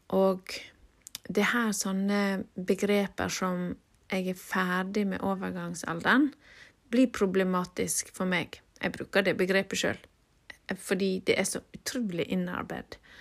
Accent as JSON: {"language": "Norwegian", "area": "Nordfjord", "region": "Vestland", "country": "Norway", "said": "det der må jo komme fra Nordfjord, der jeg kommer fra"}